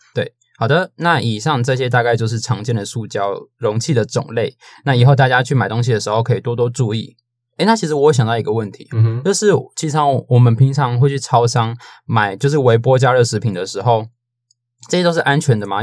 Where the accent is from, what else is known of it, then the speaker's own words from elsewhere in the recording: Taiwan; 身为一个台湾人